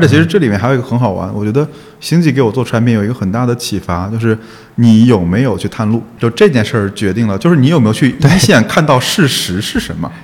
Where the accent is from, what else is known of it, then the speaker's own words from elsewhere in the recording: Wuhan, Hubei, China; moved away; 就是九八年还是九几年的时候，在武汉嘛，我现在还有那张参赛证在我老家里放着